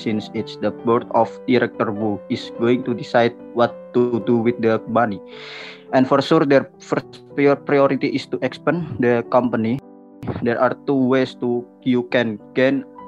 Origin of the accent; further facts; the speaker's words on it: Rembang, Central Java, Indonesia; from Rembang